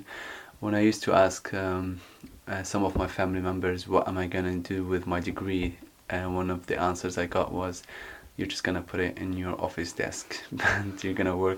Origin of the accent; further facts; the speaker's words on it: Aleppo, Aleppo Governorate, Syria; English is a second language; moved away as an adult; also born or lived in United Kingdom; I'm from Syria. I was born in 88 in Aleppo, and I lived with my mom and two sisters. I grew up in quite a well-off background.